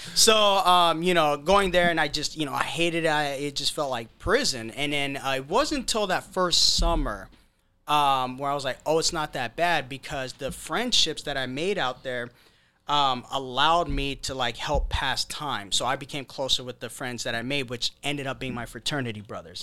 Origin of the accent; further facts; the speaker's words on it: Seattle, Washington, United States; also born or lived in Federal Way, Washington; as a kid, we grew up in, uh, Holly Park, uh, uh, me and my brother, and then, um, uh, when I was ten, uh, we moved out to, uh, Federal Way.